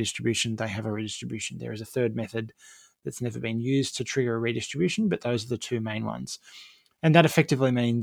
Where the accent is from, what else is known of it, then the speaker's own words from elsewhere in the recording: Campbelltown, New South Wales, Australia; I grew up in Campbelltown in the southwest of Sydney.